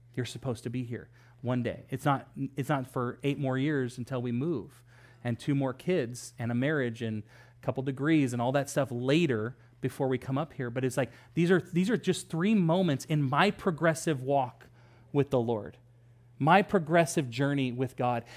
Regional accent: Sacramento area, California, United States; moved away as an adult; also born or lived in Los Angeles; we moved to Sacramento area from Los Angeles.

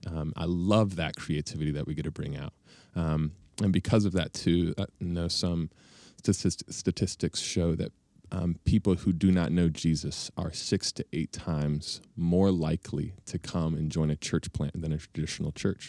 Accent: Bellefontaine, Ohio, United States; moved away; also born or lived in Chicago / Denver; I grew up in Ohio

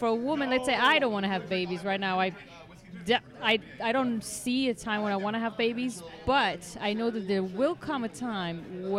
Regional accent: Tel Aviv, Tel Aviv District, Israel; English is a second language; moved away as an adult; now in United States; I am Israeli. I'm from Tel Aviv.

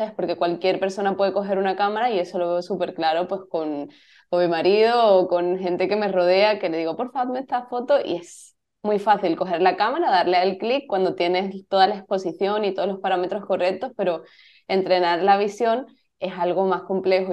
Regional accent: Cádiz, Andalusia, Spain; moved away as an adult; also born or lived in Madrid; Yo soy de Cádiz y, me fui a Madrid con 18, 19 años

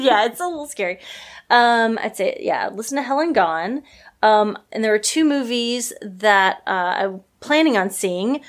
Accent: Mountain View, Arkansas, United States; moved away; my hometown, a very small town, Mountain View, Arkansas

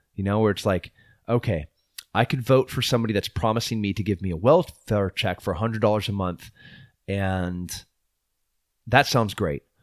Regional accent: United States; we are beautiful American people

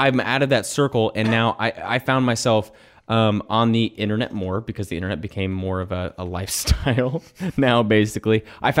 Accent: Kentucky, United States; moved away; I grew up in Kentucky where basketball is religion

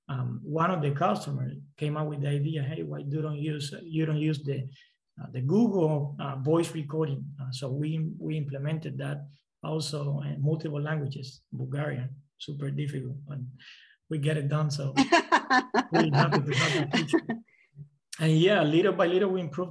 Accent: Cuba; moved away; I'm from Cuba

